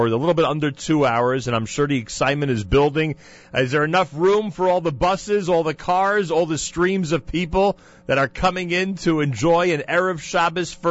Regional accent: Teaneck, New Jersey, United States; I am from Teaneck.

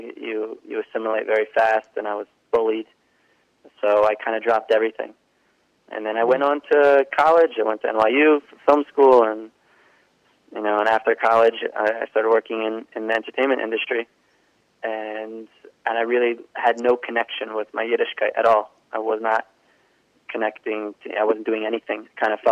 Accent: Cape May, New Jersey, United States; I grew up in New Jersey. I grew up in a town called Cape May. It's all the way South Jersey.

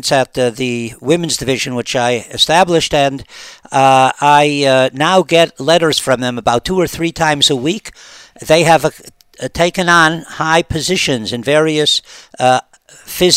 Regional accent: Cleveland, Ohio, United States; moved away as an adult; now in Israel; I come from Cleveland, Ohio, which is not known as the sun capital of the world

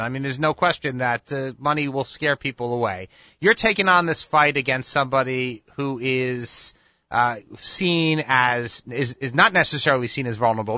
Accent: Westchester, New York, United States; I grew up in Westchester

